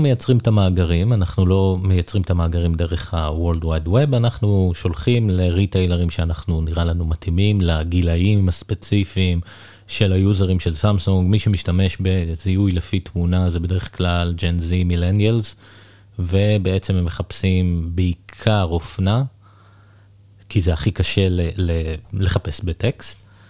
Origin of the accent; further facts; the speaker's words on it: Israel; also born or lived in England; now in United Kingdom; אני גר באנגליה, אבל אני ישראלי